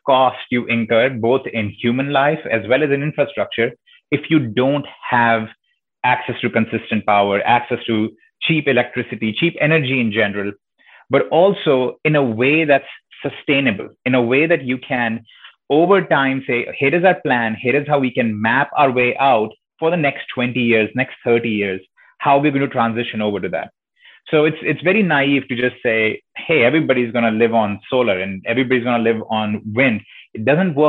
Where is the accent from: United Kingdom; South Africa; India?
India; accent: slight accent; moved away as an adult; now in United States; growing up in India